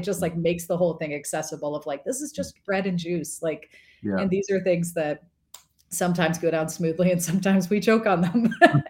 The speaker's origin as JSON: {"language": "English", "region": "Florida", "country": "United States", "tie": "born or raised there", "also_born_or_lived": "North Carolina / Tennessee", "moved": "yes", "said": "I grew up in Florida, which is essentially a subset of New Jersey. And it's like, right. I did not get an accent till I moved to North Carolina and Tennessee."}